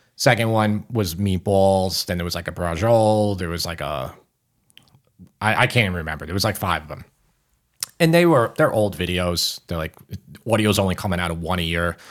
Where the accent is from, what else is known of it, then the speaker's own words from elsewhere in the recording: Long Island, New York, United States; We're both from Long Island